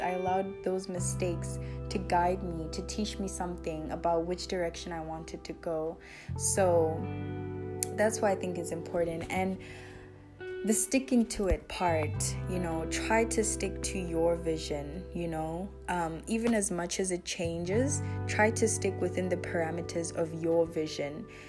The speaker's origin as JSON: {"language": "English", "country": "South Africa", "tie": "born or raised there", "said": "I was born in South Africa"}